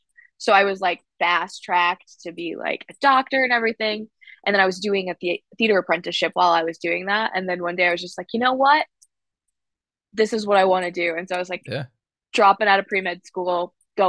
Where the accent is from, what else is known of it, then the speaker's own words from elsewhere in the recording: Albion, Michigan, United States; I grew up in Albion, Michigan